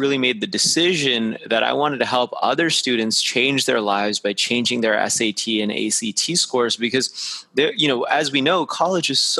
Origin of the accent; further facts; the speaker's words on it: Las Vegas, Nevada, United States; I actually grew up in Las Vegas, Nevada, which not too many people grow up there